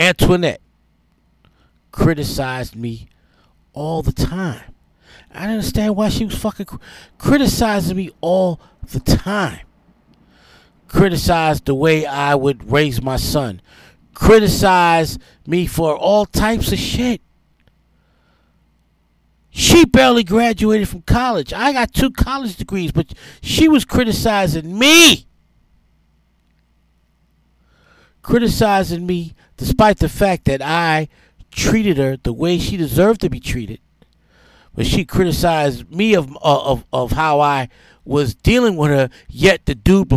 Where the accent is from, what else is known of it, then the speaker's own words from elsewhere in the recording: New York City, New York, United States; moved away as an adult; also born or lived in New Orleans; I'm a New Yorker. I'm from New York.